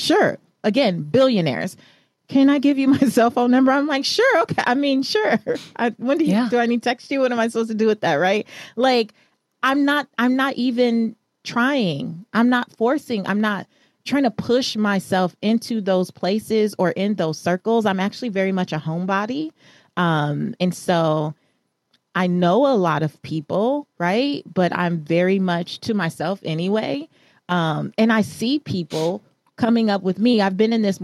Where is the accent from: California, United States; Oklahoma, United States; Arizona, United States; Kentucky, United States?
California, United States; Los Angeles; I am a Belizean American girl from South Central Los Angeles. I grew up in Leimert Park